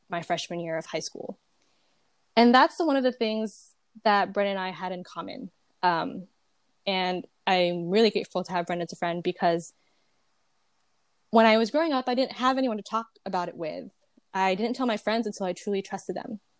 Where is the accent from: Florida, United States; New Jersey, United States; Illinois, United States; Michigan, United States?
New Jersey, United States; Jersey City; moved away as an adult; now in California, United States; I am born and raised in Jersey City, New Jersey. Um, and I'm not from California, but I moved here after high school.